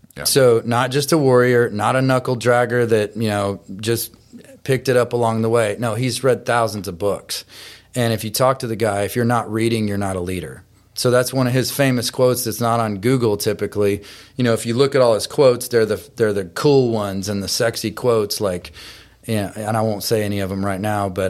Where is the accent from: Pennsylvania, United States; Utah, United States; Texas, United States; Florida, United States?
Texas, United States; now in Columbia, United States; I'm originally from Texas and ended up in Tennessee because of my wife